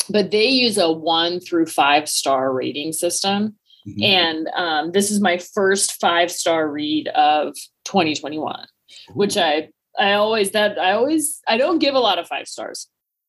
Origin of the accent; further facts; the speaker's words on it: Washington, United States; I grew up in Washington State